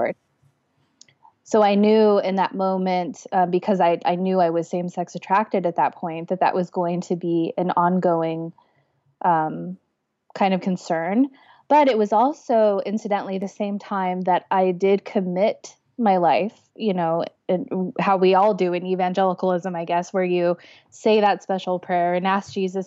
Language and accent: English; Los Angeles, California, United States; I'm from Los Angeles, or LA proper. I was born in Southern California, raised there my whole life